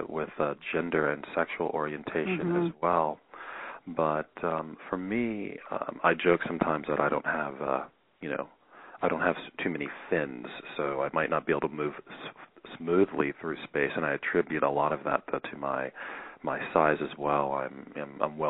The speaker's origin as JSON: {"language": "English", "town": "Columbia", "region": "Maryland", "country": "United States", "tie": "born or raised there", "also_born_or_lived": "New Orleans, Louisiana", "moved": "yes", "said": "I grew up in Columbia, Maryland, and in New Orleans, Louisiana"}